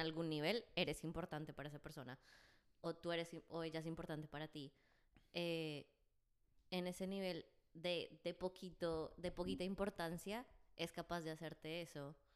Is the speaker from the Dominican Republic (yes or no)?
no; Bogotá, Colombia; accent: Rolo; Yo soy de Bogotá